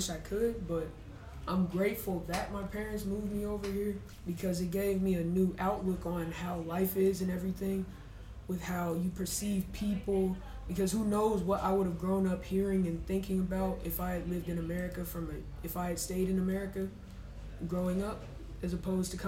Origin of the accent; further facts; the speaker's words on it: Jacksonville, Florida, United States; moved away as an adult; also born or lived in Alabama; now in United Arab Emirates; I'm Florida born, but I'm Alabama raised.